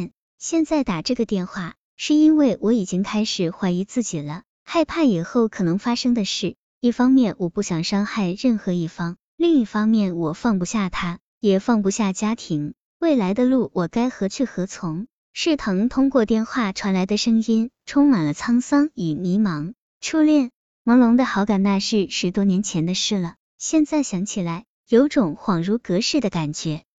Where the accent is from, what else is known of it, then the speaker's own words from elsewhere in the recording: Shandong, China; 一是距离太远，我老家在山东；二是经济条件也不够，我也只是个学生，连路费都支付不起。